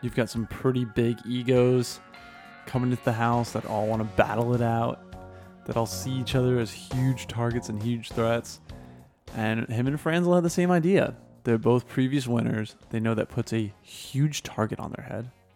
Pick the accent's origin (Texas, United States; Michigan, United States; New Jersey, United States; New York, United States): New Jersey, United States; I'm from Jersey.